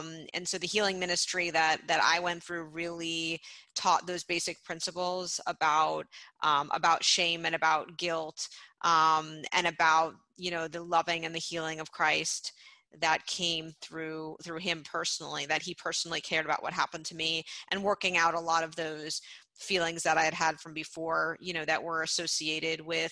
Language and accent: English; Miami, Florida, United States; being a Jewish girl growing up in Miami